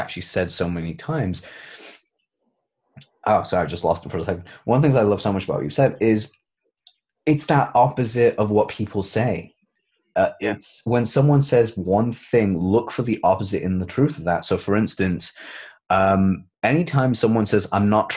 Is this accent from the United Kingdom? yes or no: yes; United Kingdom; We're British